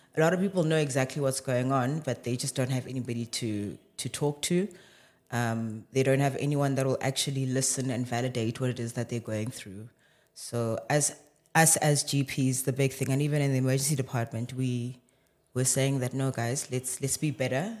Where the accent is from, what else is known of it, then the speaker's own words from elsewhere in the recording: Johannesburg, Gauteng, South Africa; born and bred in Johannesburg, but, yeah, roots are in Limpopo